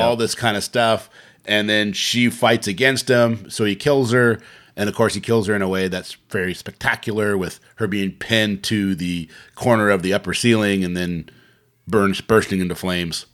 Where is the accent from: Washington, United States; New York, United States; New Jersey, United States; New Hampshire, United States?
Washington, United States; Bremerton; we grew up in Bremerton